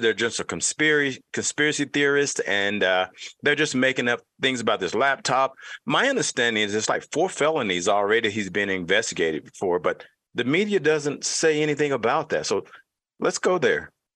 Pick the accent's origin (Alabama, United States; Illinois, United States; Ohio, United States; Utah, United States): Utah, United States; since I'm from Utah